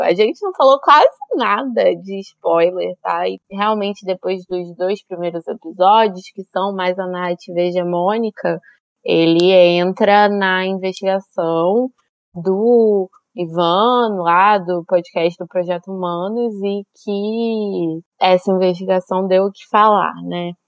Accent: Brazil; na nossa vivência sendo brasileiro

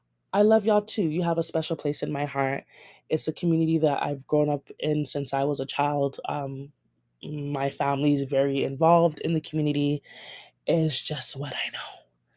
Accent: Toronto, Ontario, Canada; growing up in Toronto as a Ghanaian

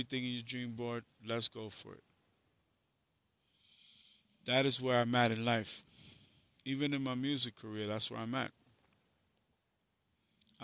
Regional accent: New York City, New York, United States; I am from the Bronx, but I went to school in Harlem. Even going to Harlem, as bad as it was a blessing for me, because where I came from was a war zone

